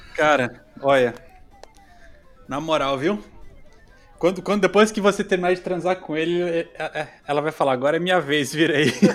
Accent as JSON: {"language": "Portuguese", "town": "Florianópolis", "region": "Santa Catarina", "country": "Brazil", "also_born_or_lived": "Recife", "moved": "yes", "lives_now": "Sweden", "said": "Quando eu morei no Nordeste, eu, eu morei em Recife e falava, sou de, de Floripa, sou de Santa Catarina"}